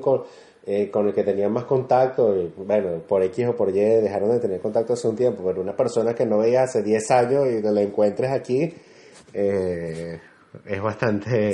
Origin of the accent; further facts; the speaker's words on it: Venezuela; moved away as an adult; now in Santiago, Chile; sabemos que somos venezolanos, nos saludamos